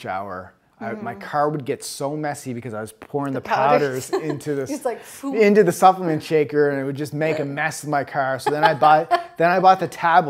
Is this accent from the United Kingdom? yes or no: no; Halifax, Nova Scotia, Canada; moved away as an adult; now in United States; Halifax, where my hometown